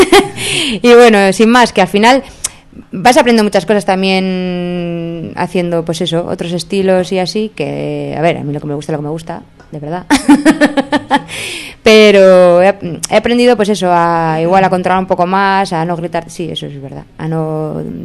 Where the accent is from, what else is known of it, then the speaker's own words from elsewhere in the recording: Spain; moved away; mi pueblo de Erma, que yo soy de Erma, aunque ya no vivo allí hace años.